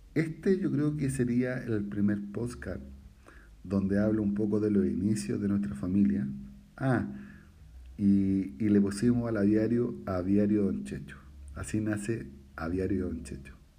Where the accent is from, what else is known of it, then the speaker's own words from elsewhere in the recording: Santiago, Santiago Metropolitan Region, Chile; also born or lived in La Pintana; yo soy chileno, tengo 41 años